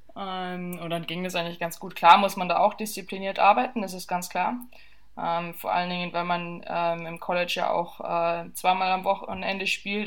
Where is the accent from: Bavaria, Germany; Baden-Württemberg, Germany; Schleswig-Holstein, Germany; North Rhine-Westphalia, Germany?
Bavaria, Germany; southern; ich bin ja im Süden von Bayern aufgewachsen